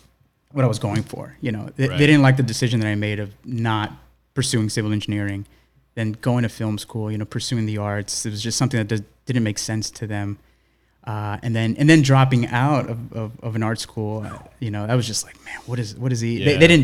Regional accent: New York City, New York, United States; growing up in East New York, I went to elementary school, junior high school in like an urban setting.

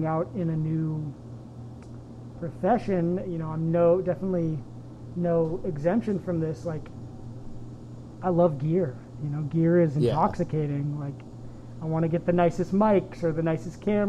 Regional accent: Lagunitas, California, United States; near where I grew up in Marin

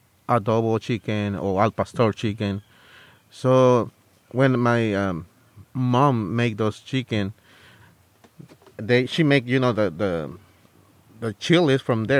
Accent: Guerrero, Mexico; English is a second language; also born or lived in Santa Barbara, California; now in California, United States; I'm from Guerrero.

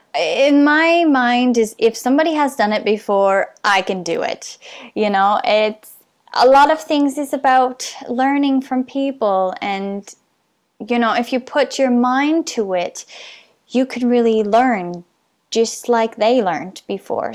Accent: Canada; being Canadian

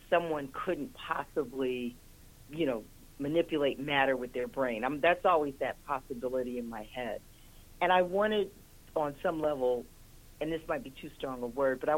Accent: Detroit, Michigan, United States; moved away; I'm originally from Detroit

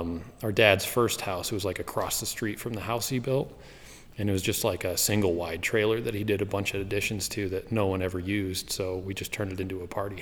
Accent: southwestern Wyoming, United States; I grew up in Wyoming, southwestern Wyoming, near the Uinta mountain range

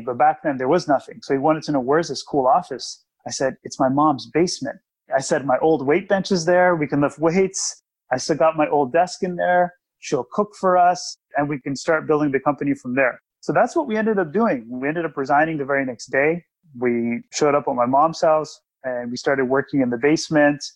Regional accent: Toronto, Ontario, Canada; also born or lived in Ottawa, Ontario; I came back from Ottawa to Toronto, where I'm from

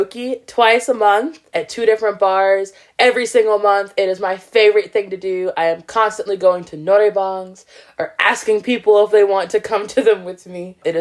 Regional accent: the South, United States; moved away; I call it a buggy because I'm from the South

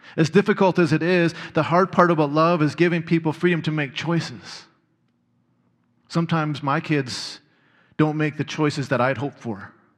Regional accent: Red Deer, Alberta, Canada; growing up in Red Deer

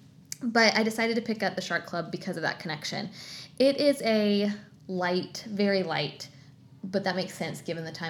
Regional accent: Florida, United States; as a kid growing up in Florida

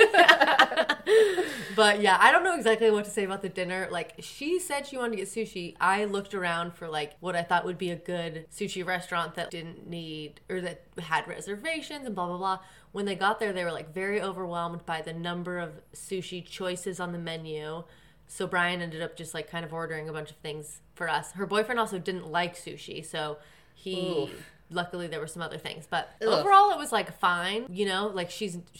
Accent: California, United States; also born or lived in Indiana; I moved to California from Indiana when I was 8

